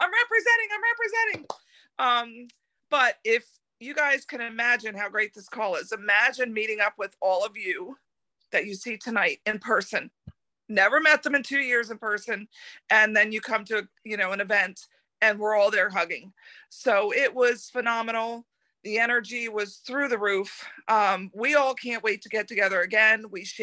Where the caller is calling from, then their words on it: Clermont, Florida, United States; I'm calling from Claremont, Florida.